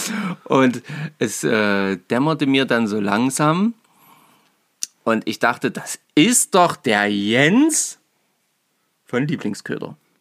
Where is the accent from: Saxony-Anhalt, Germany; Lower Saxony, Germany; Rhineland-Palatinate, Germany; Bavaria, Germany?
Saxony-Anhalt, Germany; Naumburg; ich komme aus Naumburg